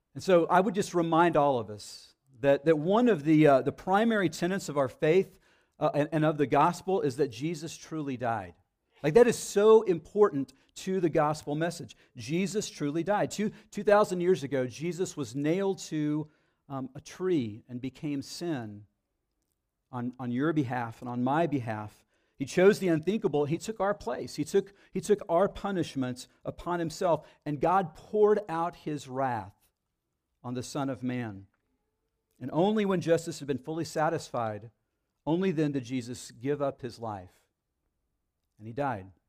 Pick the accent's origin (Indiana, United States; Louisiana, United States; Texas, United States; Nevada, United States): Texas, United States; Dallas; moved away as an adult; now in Central Texas, United States; I grew up in the Dallas area, and when I first came down here, I remember, um, twenty-four years ago